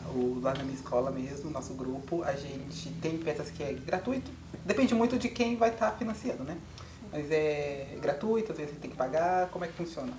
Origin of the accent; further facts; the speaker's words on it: Carapicuíba, São Paulo, Brazil; eu sou de Carapicuíba